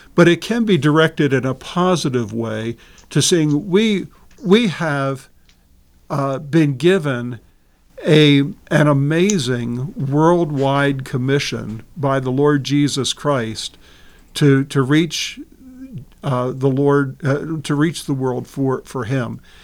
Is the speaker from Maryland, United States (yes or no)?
yes; Baltimore, Maryland, United States; growing up in Baltimore, just outside of Baltimore City